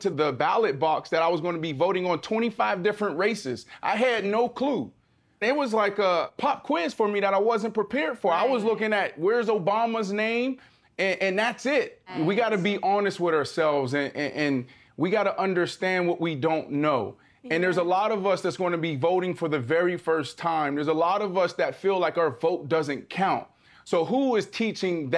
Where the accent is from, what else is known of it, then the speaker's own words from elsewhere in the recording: Pittsburgh, Pennsylvania, United States; I come from Pittsburgh, Pennsylvania